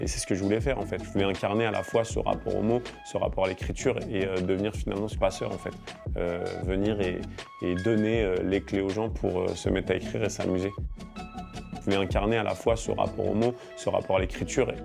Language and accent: French; France; also born or lived in Morocco; je suis né en France et j'ai vécu mes cinq premières années au Maroc